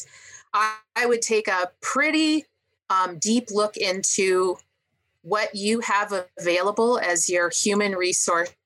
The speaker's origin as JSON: {"language": "English", "region": "Montana", "country": "United States", "said": "I'm from Montana, a stone's throw from the Wyoming border"}